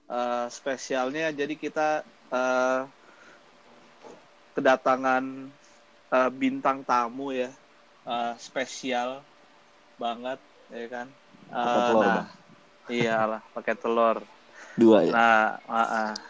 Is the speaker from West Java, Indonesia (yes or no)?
no; Jakarta, Indonesia; now in Tangerang Selatan, Indonesia; gue gue asal dari Jakarta sekarang tinggal di Tangerang Selatan